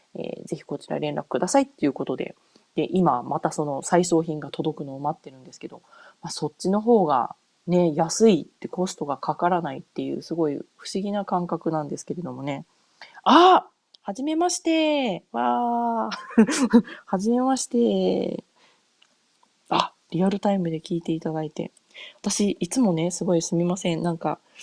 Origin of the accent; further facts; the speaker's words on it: Japan; now in United States; 日本帰国するたびに